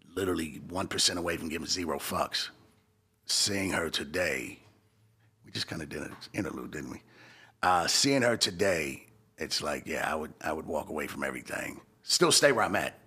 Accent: Los Angeles, California, United States; moved away as an adult; now in Arizona, United States; I'm from sixties. And that's a bl-, black peace stone neighborhood

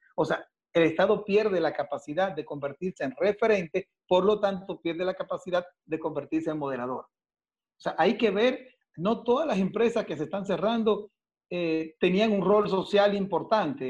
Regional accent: Dominican Republic; moved away as an adult; now in Ecuador; yo soy dominicano, yo soy de República Dominicana

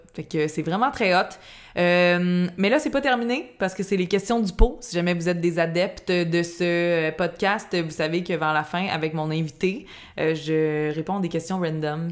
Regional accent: Laval, Quebec, Canada; on était chez nous à Fabreville

